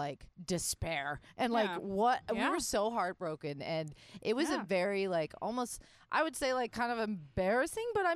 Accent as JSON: {"language": "English", "region": "Florida", "country": "United States", "moved": "yes", "said": "I'm from Florida"}